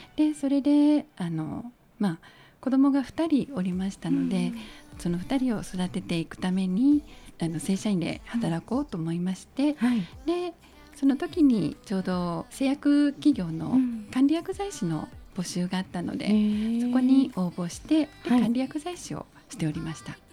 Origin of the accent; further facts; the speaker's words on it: Tokushima, Japan; moved away as an adult; also born or lived in Kobe; now in Tokyo, Japan; 徳島で生まれて高校を卒業して大学が神戸の薬科大に行きまして